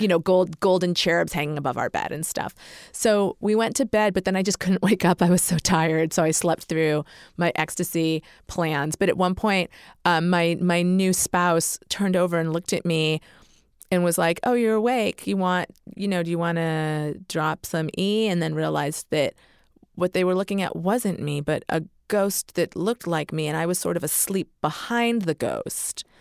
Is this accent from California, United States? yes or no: no; Massachusetts, United States; I'm from Massachusetts.